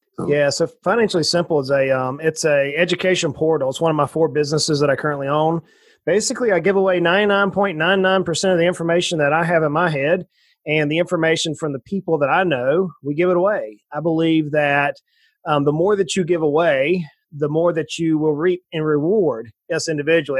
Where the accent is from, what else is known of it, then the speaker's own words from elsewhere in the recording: South Georgia, United States; moved away as an adult; also born or lived in Knoxville, Tennessee; now in East Tennessee, United States; i grew up in South Georgia in the swamps of South Georgia, right on the ocean on the east coast of the United States